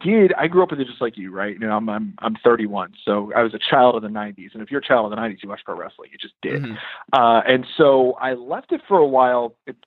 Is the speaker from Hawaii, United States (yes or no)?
no; Dallas, Texas, United States; I'm from Dallas, right?